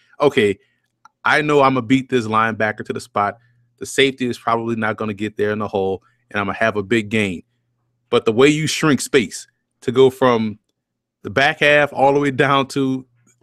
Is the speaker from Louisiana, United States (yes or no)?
yes; New Orleans, Louisiana, United States; also born or lived in New York City area; now in New York City, United States; I'm born and raised in New Orleans